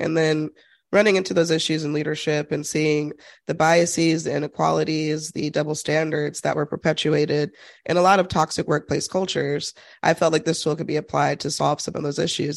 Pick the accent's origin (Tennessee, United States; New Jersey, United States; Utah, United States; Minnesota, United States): Utah, United States; growing up in Utah as an extreme minority.